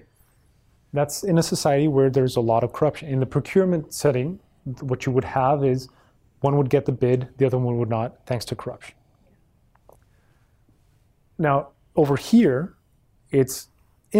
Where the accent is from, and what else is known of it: Mexico; moved away